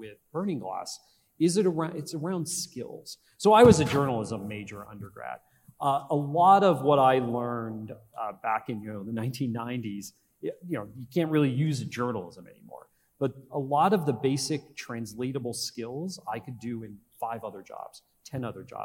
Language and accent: English; Northeastern Pennsylvania, United States; When I was growing up in Northeastern Pennsylvania, my father was a teacher